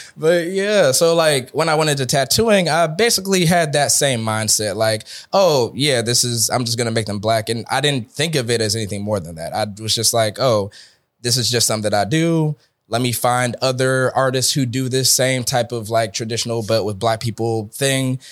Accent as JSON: {"language": "English", "town": "Atlanta", "region": "Georgia", "country": "United States", "said": "I'm from Atlanta, Georgia."}